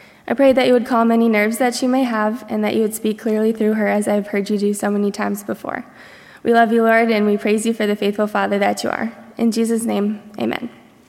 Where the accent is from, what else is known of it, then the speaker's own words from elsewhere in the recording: Michigan, United States; I'm a junior from Barnes Center, Michigan studying speech pathology.